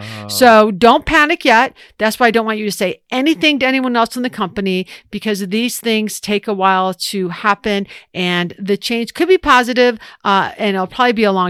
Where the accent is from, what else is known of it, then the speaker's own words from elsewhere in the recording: Ohio, United States; I'm from Ohio.